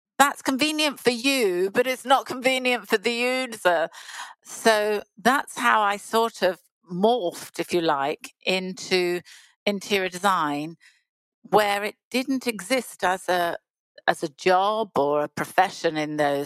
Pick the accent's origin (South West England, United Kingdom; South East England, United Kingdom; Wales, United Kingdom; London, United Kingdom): South West England, United Kingdom; Bournemouth; moved away as an adult; I come from Bournemouth.